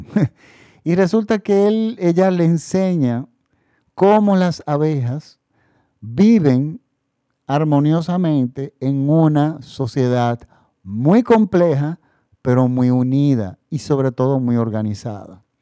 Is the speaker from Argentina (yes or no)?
no; Dominican Republic; Ya en mi país estamos en la República Dominicana, ya estamos en la normalidad, prácticamente todo el país está vacunado